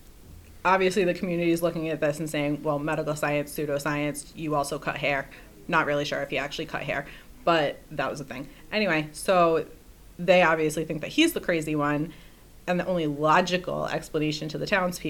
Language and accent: English; Rhode Island, United States; Growing up in Rhode Island